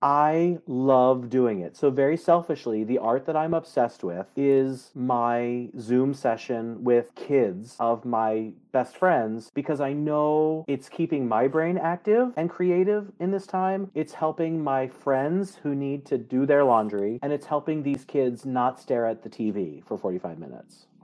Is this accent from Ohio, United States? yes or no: no; Baltimore, Maryland, United States; moved away; I grew up in Baltimore